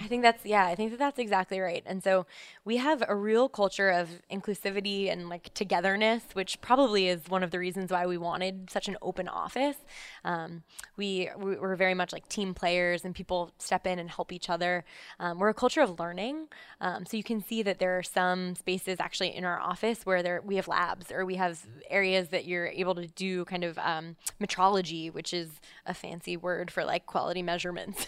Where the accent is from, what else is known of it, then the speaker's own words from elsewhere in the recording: Columbus, Ohio, United States; moved away as an adult; now in New York, United States; I'm actually from Columbus, Ohio. Um, so I, I grew up there. I came to New York for college